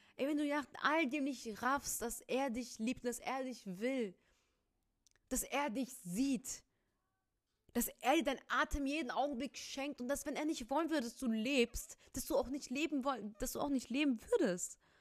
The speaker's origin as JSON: {"language": "German", "region": "Rhineland", "country": "Germany", "accent": "Rhineland", "said": "ich bin Rheinländer, man merkt es echt in meiner Aussprache"}